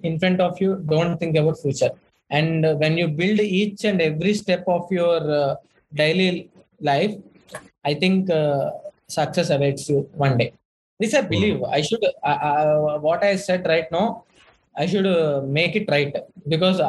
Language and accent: English; Bhimavaram, Andhra Pradesh, India; moved away as an adult; also born or lived in Chennai; my hometown is Bhimavaram, which is a very remote place